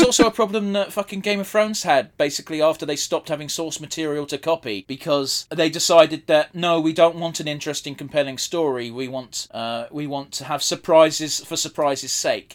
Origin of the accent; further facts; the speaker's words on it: England, United Kingdom; despite being English